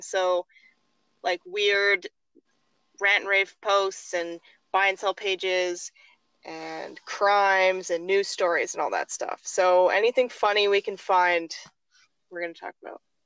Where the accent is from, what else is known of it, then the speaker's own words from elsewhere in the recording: Tofield, Alberta, Canada; I am from Tofield, Alberta